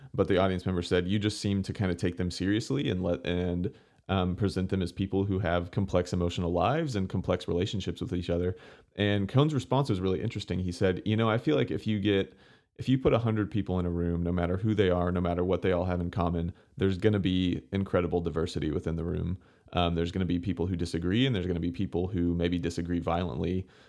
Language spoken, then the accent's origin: English; Houston, Texas, United States; growing up in the Houston area